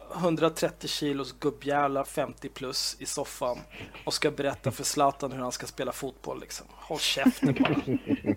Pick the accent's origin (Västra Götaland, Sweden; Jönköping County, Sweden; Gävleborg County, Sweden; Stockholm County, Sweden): Stockholm County, Sweden; Stockholm; född och uppvuxen i Stockholm, den kungliga huvudstaden